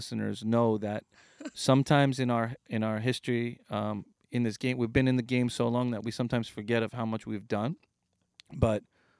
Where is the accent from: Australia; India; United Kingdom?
India; I'm the Indian ….